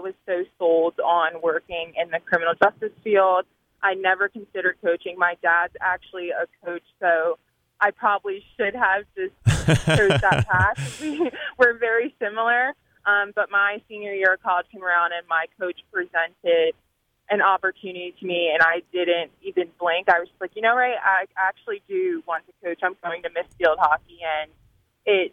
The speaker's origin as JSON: {"language": "English", "region": "Delaware", "country": "United States", "tie": "born or raised there", "moved": "yes", "lives_now": "Harrisonburg, United States", "said": "I grew up in Delaware"}